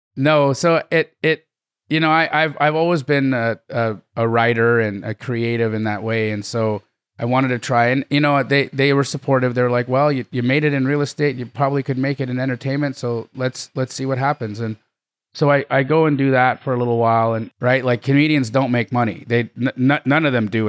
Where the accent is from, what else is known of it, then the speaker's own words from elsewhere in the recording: Calgary, Alberta, Canada; I grew up in Calgary, Alberta, Canada